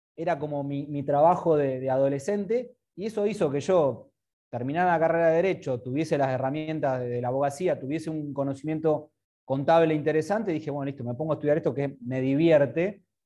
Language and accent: Spanish; Argentina; soy argentino, vivo en Argentina